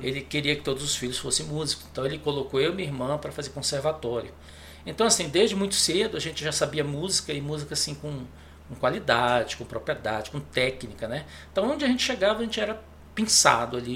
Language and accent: Portuguese; Belém, Pará, Brazil; moved away as an adult; also born or lived in Recife; eu, eu sou de Belém, né? Belém do Pará